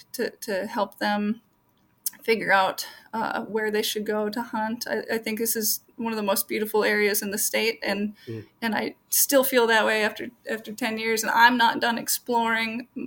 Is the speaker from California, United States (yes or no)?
no; Minneapolis–Saint Paul, Minnesota, United States; Grew up in the metro area in the Twin Cities